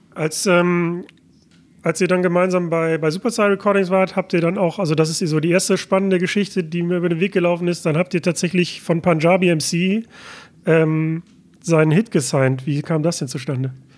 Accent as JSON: {"language": "German", "town": "Mülheim an der Ruhr", "region": "North Rhine-Westphalia", "country": "Germany", "tie": "born or raised there", "said": "bin ich gerade in meiner Heimatstadt Mülheim an der Ruhr"}